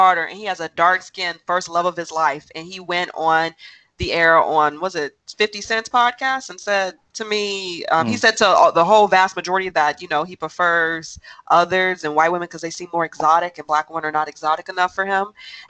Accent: Chicago, Illinois, United States; And I'm from Chicago

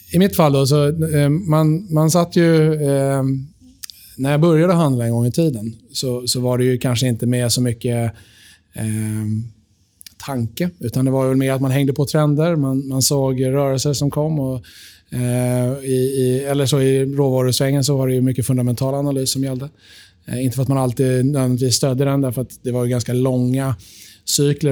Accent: Sweden; vi är svenskar i Sverige

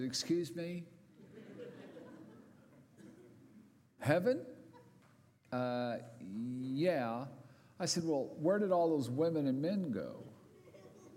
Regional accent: Southern California, United States; over 52 years in my hometown in Southern California in a mountain resort community

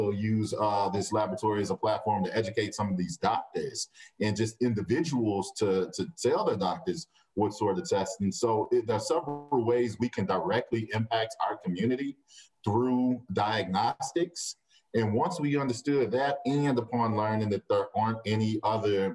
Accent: St. Louis, Missouri, United States; the majority of people that I grew up with in North St. Louis City

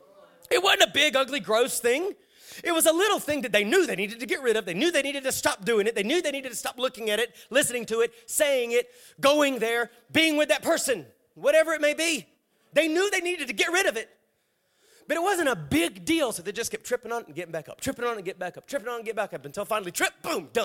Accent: Savannah, Georgia, United States; I'm from the Savannah area

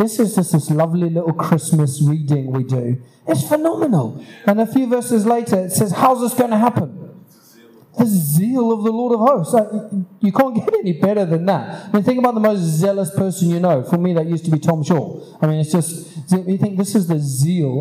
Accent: Zimbabwe; moved away; where I grew up in Zimbabwe

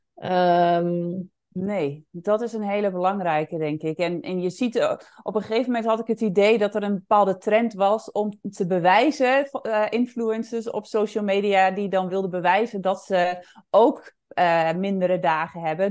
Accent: Netherlands; also born or lived in Indonesia / Bali; ik woonde in het dorp waar ik ook opgegroeid ben en waar ik vandaan kom.

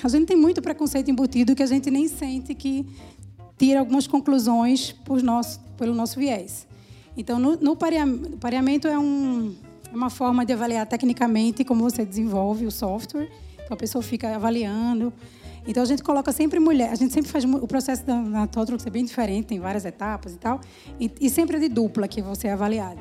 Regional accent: Recife, Pernambuco, Brazil; eu sou de Recife

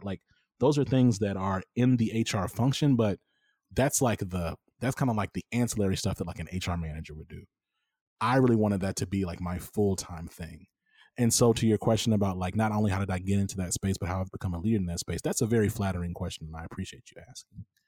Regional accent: Dallas, Texas, United States; also born or lived in Rome, Georgia / Minnesota; now in Houston, United States; I came to Texas as a kid. I was, like, six. I was born in Rome, Georgia

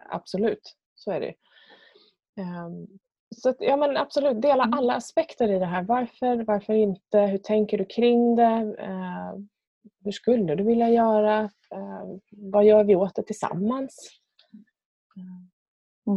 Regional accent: Björnhuvud, Sweden; ute på landet där jag är uppvuxen. Björnhuvud som det så fint heter.

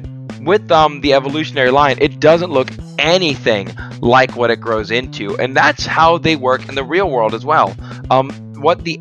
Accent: Florida, United States; I'm from Florida

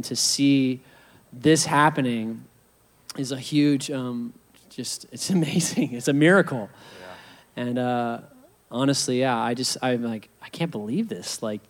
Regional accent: Huntington Beach, California, United States; I'm the only one that's from here out of you guys. Like, God brought you to my hometown

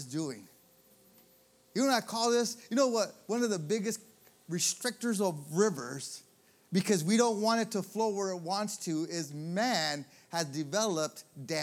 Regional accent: Michigan, United States; moved away; I'm from Michigan

